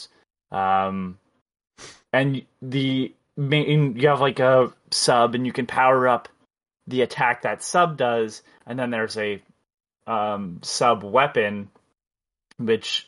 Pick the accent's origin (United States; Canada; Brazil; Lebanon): Canada; I'm Canadian